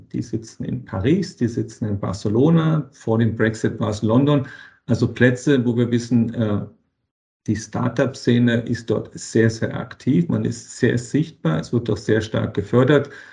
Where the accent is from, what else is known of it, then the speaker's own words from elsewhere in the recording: Berlin, Germany; moved away as an adult; also born or lived in Boston, United States; now in Vienna, Austria; ich komme aus Berlin, aus Deutschland, von Deutschland nach Amerika